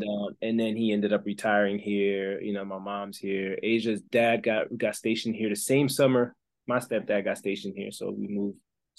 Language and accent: English; Belgium; English is a second language; also born or lived in Congo; now in United States; I'm originally from Belgium. I was raised in the Congo with my dad's side of the family.